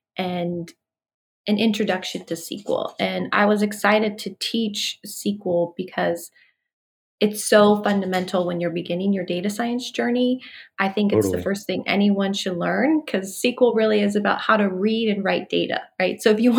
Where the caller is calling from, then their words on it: Sacramento, California, United States; I'm calling in from Sacramento, California.